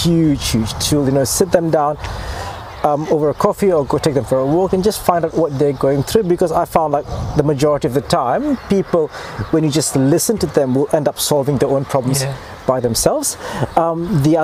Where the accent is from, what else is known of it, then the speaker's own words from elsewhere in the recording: Malaysia; now in Invercargill, New Zealand; I'm originally from Malaysia.